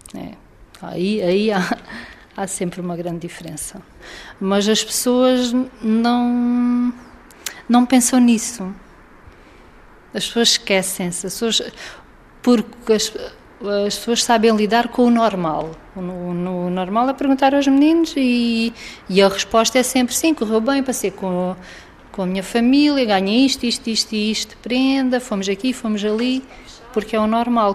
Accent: Faro, Algarve, Portugal; born or raised there

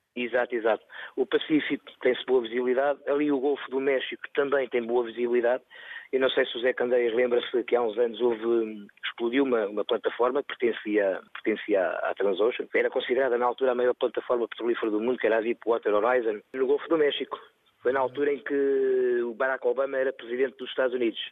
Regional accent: South Africa; moved away; quero voltar à minha terra, à África do Sul

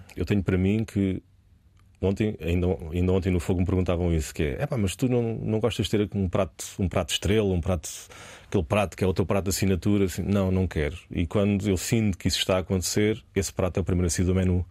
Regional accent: Portugal; E eu sou português

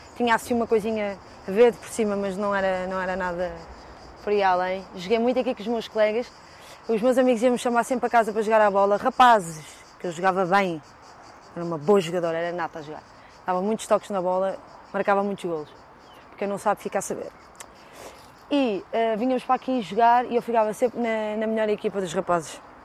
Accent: Lisbon, Portugal; Eu tenho muito orgulho no bairro onde, onde eu nasci e cresci

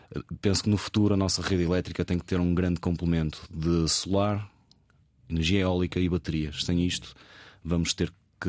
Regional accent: Póvoa de Varzim, Norte, Portugal; moved away as an adult; now in Lisbon, Portugal; sou natural da Povo de Varzim, estou a viver em, em Lisboa uh, já há 15 anos, desde que entrei, fiz os meus 18 anos

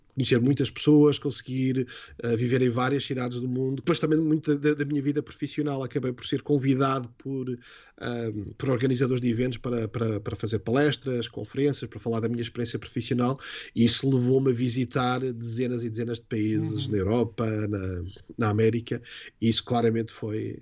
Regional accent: Vila do Conde, Norte, Portugal; moved away as an adult; also born or lived in London / Dublin / Lisbon; quando eu nasci e cresci, uh, nem sequer era cidade, era uma pequena vila, que era a Vila do Conde

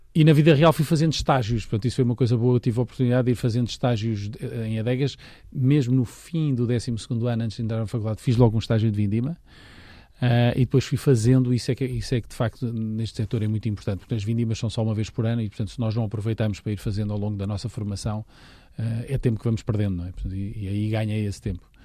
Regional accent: Lisbon, Portugal; Eu sou de Lisboa, portanto estou aqui ao lado

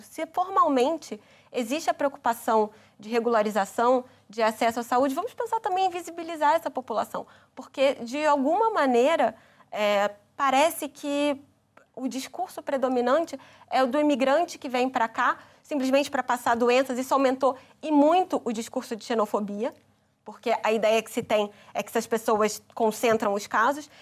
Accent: Brazil; como brasileira

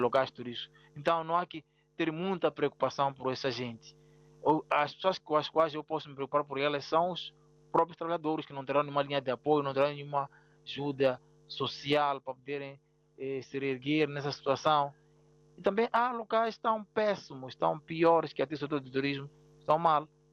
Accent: Mozambique; also born or lived in Maputo

